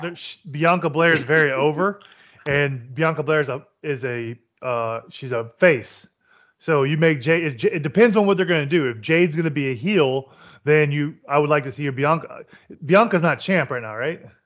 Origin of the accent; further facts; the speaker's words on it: Kentucky, United States; I was born in Kentucky